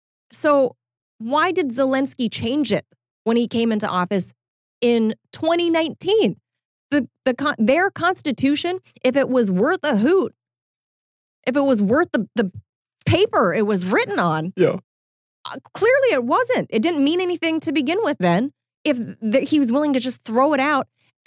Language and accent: English; California, United States; I'm a Californian